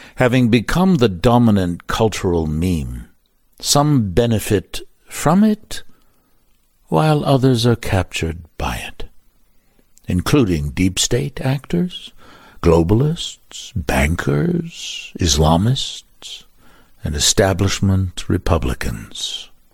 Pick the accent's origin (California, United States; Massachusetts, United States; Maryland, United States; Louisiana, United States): Maryland, United States; Baltimore; moved away; Baltimore, my hometown